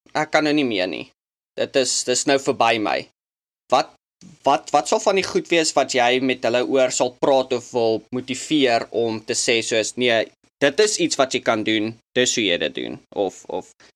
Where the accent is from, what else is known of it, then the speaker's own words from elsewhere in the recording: South Africa; now in United States; ek was eintlik terug uit Suid-Afrika vir vakansie om te kom kuier en toe COVID en toe's ek daar vir 6 maande